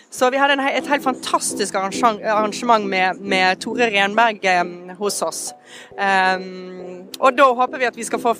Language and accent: German; Vestland, Norway; German is a second language; Also ich bin ähm, ähm, an der Westküste Norwegens aufgewachsen, zwischen Bergen und Helgesund, am Fjord da, am Hardangerfjord, also da, wo der Fjord dann ähm, ähm fast anfängt.